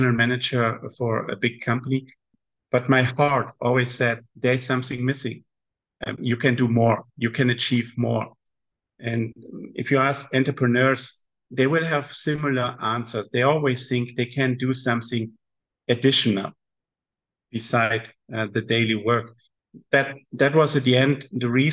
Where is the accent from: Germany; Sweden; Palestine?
Germany; Southern Germany; moved away as an adult; also born or lived in Guangzhou, China / Qingdao, China / Shenzhen, China; now in Shanghai, China; from Germany, south of Germany